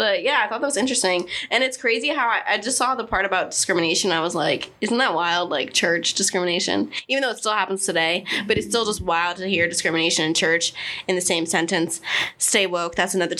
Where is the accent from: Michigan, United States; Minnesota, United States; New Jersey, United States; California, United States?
New Jersey, United States; it was in Jersey, my home state.